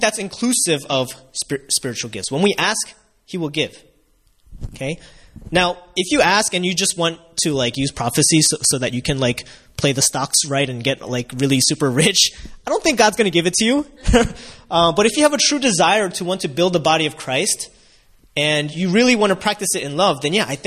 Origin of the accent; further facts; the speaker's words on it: United States; as a kid growing up in America in the 90s